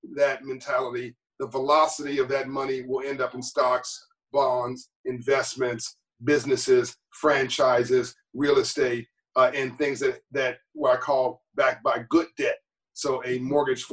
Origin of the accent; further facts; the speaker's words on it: Los Angeles, California, United States; when I was growing up in Copley, California, in South Central